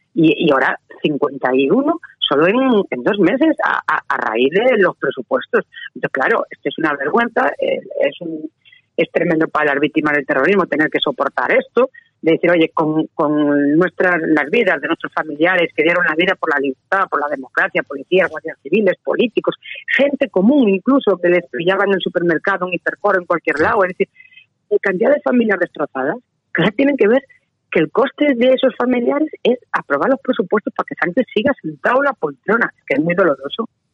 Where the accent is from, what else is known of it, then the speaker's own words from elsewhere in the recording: Galicia, Spain; yo soy gallega